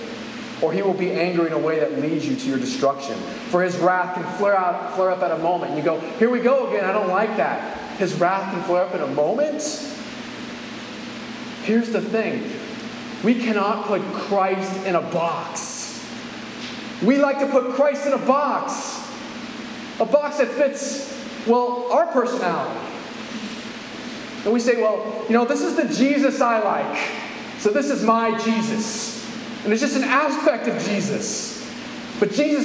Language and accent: English; California, United States; I'm from California.